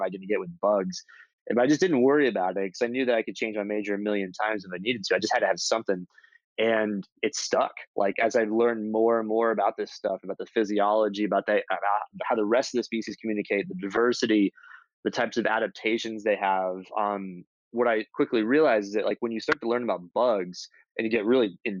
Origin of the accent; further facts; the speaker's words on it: Florida, United States; I grew up in Florida, which has a lot of nature